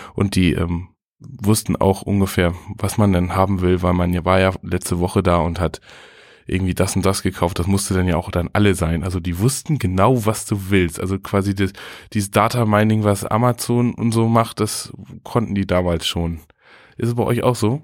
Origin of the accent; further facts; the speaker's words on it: Butjadingen, Lower Saxony, Germany; moved away; Ich, ich bin ja zugezogen. Also ich komme aus Budjading, war dann ganz lange weg